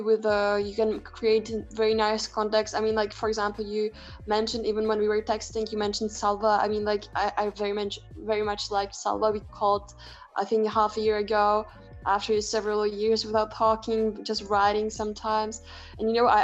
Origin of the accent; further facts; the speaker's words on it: Prague, Czechia; I come from Prague, from the Czech Republic.